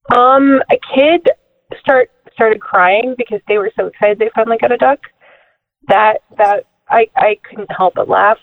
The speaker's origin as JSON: {"language": "English", "town": "Orillia", "region": "Ontario", "country": "Canada", "also_born_or_lived": "Alabama", "said": "I'm from Ontario, Canada, but I went to school at Auburn"}